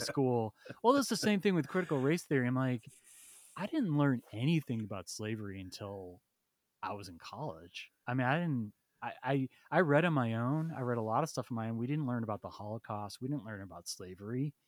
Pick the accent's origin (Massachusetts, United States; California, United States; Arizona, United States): Massachusetts, United States; central; moved away; I grew up in central Mass, so it's pretty rural, small town